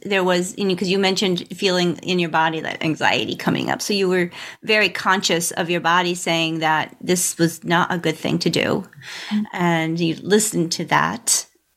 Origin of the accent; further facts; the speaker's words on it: New England, United States; moved away as an adult; now in Texas, United States; I grew up in New England, and then moving down here to Texas in 2009, we move here